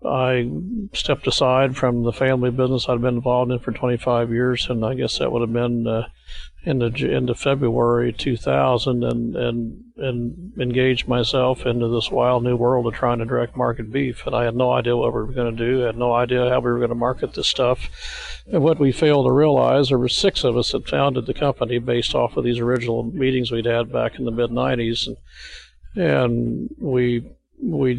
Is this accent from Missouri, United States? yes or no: yes; Missouri, United States; We're from the Show Me State of Missouri, so we didn't really believe things till we do them ourselves